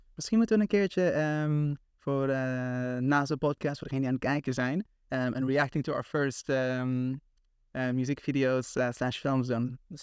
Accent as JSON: {"language": "Dutch", "country": "Aruba", "tie": "born or raised there", "also_born_or_lived": "Tilburg, Netherlands", "moved": "as an adult", "lives_now": "Amsterdam, Netherlands", "said": "ik heb gewoond op Aruba, voor 17 jaar"}